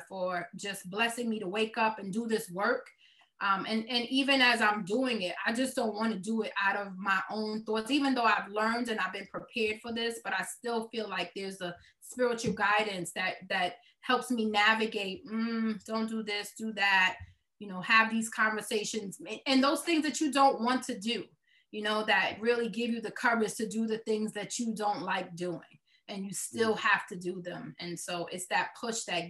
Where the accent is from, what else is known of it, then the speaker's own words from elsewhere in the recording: New York City, New York, United States; accent: Brooklyn; This is me with this Brooklyn accent